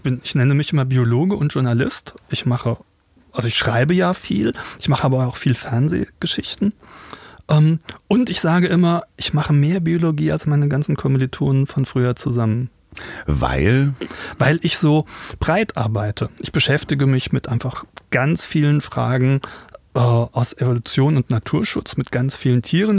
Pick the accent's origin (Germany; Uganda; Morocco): Germany; Rhenish Hesse, 20 km south of Mainz, Rhineland-Palatinate; ich bin in Rheinhessen groß geworden, 20 Kilometer südlich von Mainz